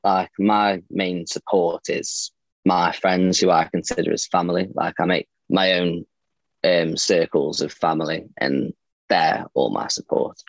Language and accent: English; Stoke-on-Trent, West Midlands, United Kingdom; I'm from Stoke. I'm 22